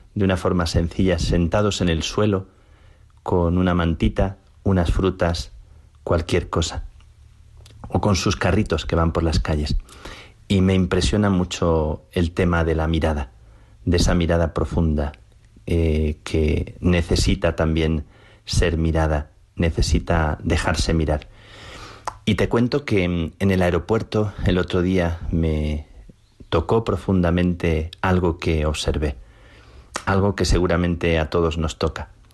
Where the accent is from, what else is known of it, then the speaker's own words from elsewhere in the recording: Plasencia, Extremadura, Spain; de mi tierra, de Plasencia